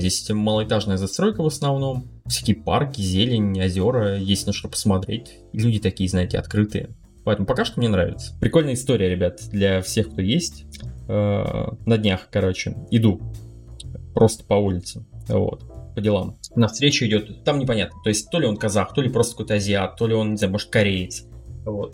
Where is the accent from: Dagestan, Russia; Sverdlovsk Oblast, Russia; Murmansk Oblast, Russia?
Murmansk Oblast, Russia; Murmansk; moved away as an adult; я же из Мурманска